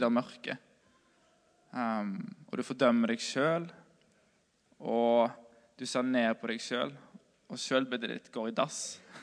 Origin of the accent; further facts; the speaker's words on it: Moss, Østfold, Norway; moved away; jeg bodde hjemme på Moss